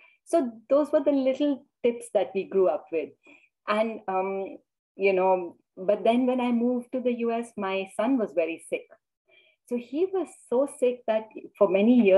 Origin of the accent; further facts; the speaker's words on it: India; now in United States; I grew up in India and then I moved to the US